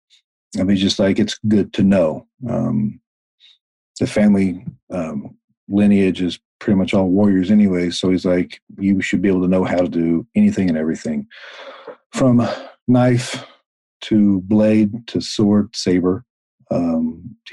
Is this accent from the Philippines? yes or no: no; the South, United States; I grew up in the South mm-hmm. on a ranch